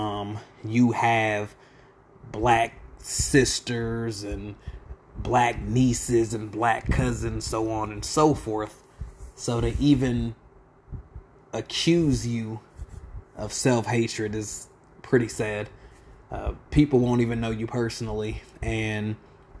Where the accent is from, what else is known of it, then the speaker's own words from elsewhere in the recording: Lawton, Oklahoma, United States; I'm from Lawton, mainly Southside product and proud. 1307 Southwest Jefferson will forever be home